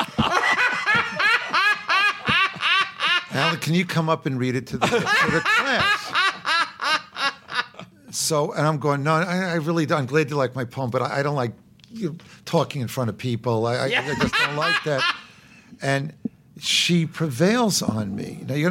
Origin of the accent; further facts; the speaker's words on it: New York City, New York, United States; I was born in Brooklyn